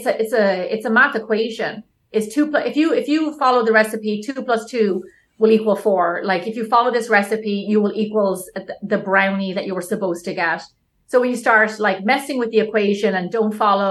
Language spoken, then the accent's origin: English; Ireland; also born or lived in San Francisco; now in Los Angeles, United States; when we were growing up in Ireland